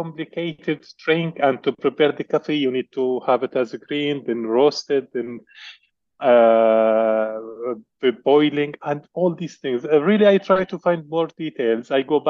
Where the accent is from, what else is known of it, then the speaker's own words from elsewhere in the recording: Syria; English is a second language; moved away as an adult; also born or lived in Saudi Arabia / Dubai, United Arab Emirates; now in Bath, United Kingdom; I born in Syria. I grown up in Syria, and I graduated from Damascus University in 1992. Then I moved to Gulf area, Saudi Arabia and Dubai.